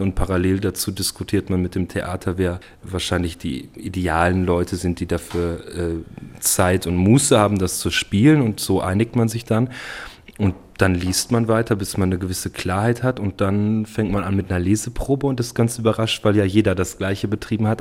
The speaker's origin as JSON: {"language": "German", "country": "Germany", "said": "ich bin ja Deutscher"}